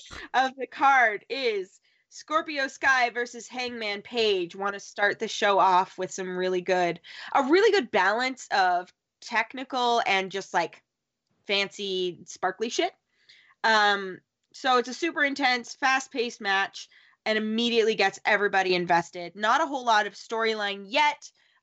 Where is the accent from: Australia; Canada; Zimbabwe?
Canada; Southern Canada; accent: Southern but Canadian; I am from Southern Canada.